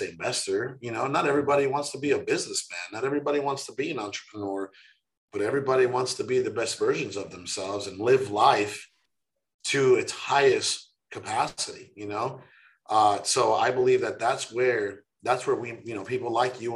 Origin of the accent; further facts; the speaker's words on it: Mexico; now in United States; I was born in Mexico. I was dirt poor